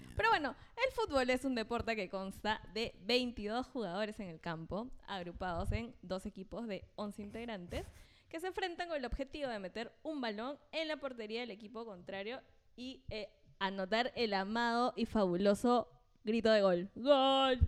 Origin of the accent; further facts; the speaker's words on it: Chiclayo, Lambayeque, Peru; Yo por eso soy de Ciclón, porque nací en Chiclayo